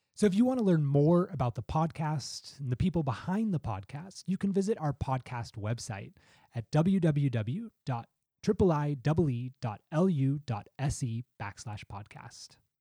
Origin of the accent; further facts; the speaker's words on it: United States; the United States, my home country